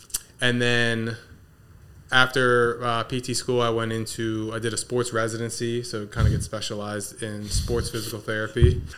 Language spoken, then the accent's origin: English; Middletown, Delaware, United States; So born and raised in Middletown. Went to Appaquinimac High School.